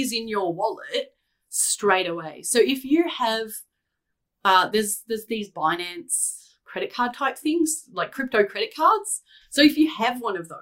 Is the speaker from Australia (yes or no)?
yes; Australia; as an Australian